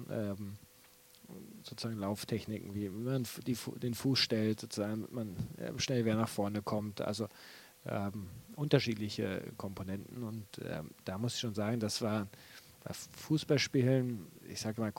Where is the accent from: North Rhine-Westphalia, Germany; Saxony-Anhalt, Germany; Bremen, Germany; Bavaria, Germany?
Bremen, Germany; bin ich eigentlich Bremer, kann ich ja nicht Hamburger werden.